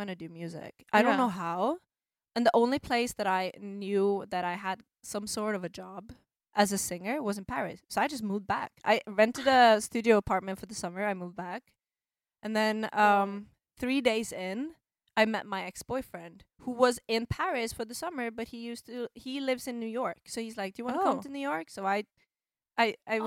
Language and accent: English; Norway; moved away as an adult; I was singing in Norwegian because I'm from Norway